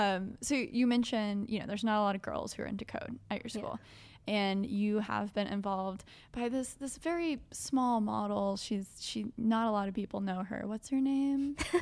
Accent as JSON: {"language": "English", "region": "New York", "country": "United States", "said": "Yeah. I'm from New York. We can hang out."}